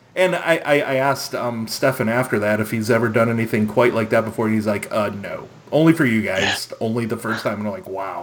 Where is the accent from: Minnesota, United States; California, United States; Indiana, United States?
Minnesota, United States; I'm from Minnesota